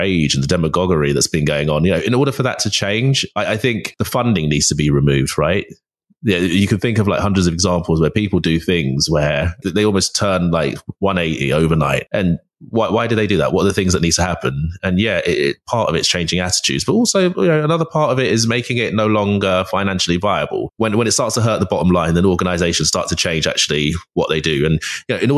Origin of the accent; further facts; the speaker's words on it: London, United Kingdom; I grew up in North London